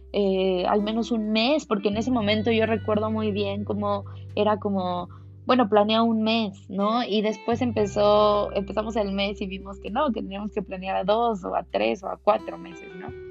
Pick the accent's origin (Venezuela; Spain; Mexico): Mexico; como buen mexicano